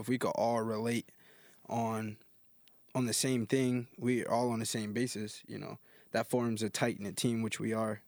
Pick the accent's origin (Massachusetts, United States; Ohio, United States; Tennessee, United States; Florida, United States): Florida, United States; Jacksonville; Growing up in Duval